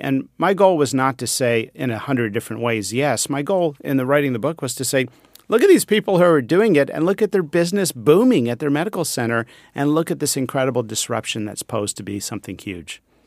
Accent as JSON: {"language": "English", "region": "Pennsylvania", "country": "United States", "tie": "born or raised there", "said": "I grew up near the Amish in Pennsylvania"}